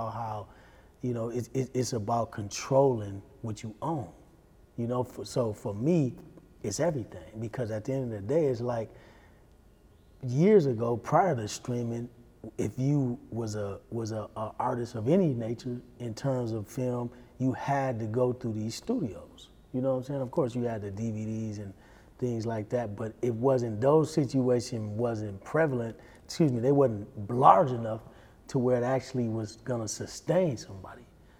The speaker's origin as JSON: {"language": "English", "town": "Milwaukee", "region": "Wisconsin", "country": "United States"}